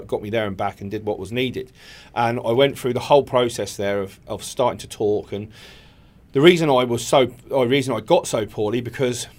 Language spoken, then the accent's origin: English; Eastbourne, South East England, United Kingdom; I'm originally from Eastbourne